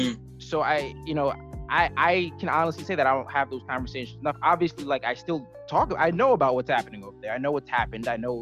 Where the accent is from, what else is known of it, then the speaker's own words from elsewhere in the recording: United States; I'm an American. Right. I was born here. My roots are here. My dad he's from Trinidad initially, but like he's, you know, he moved here as a child.